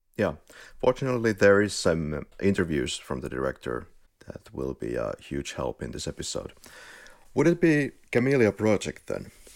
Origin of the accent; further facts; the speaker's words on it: Finland; accent: Finnish rally accent; English is a second language; now in Spain; we're from Finland. I live in Malagötu in Spain